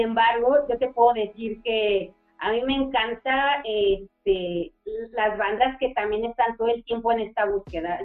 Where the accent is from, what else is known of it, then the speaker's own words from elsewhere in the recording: Mexico; siendo un miembro mexicano